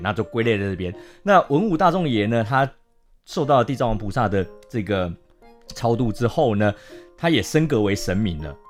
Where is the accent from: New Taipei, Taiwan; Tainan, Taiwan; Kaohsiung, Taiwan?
New Taipei, Taiwan; 我自己也算是新北市长大的孩子